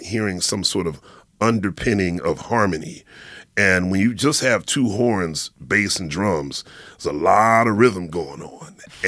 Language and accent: English; Philadelphia, Pennsylvania, United States; now in New York, United States; And growing up in Philly, I was certainly aware of Motown because my mother was, you know, she raised me on Motown.